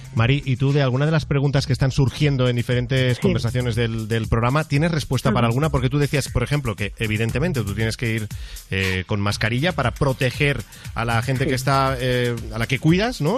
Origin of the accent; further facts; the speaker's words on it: Mollet del Vallès, Catalonia, Spain; yo soy de Mollet, que está al lado de Granollers